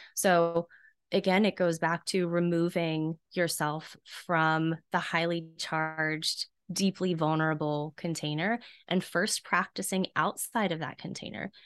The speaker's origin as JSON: {"language": "English", "region": "South Carolina", "country": "United States", "tie": "born or raised there", "said": "I was raised in an area of the country that is notoriously pretty repressed. I'm from South Carolina"}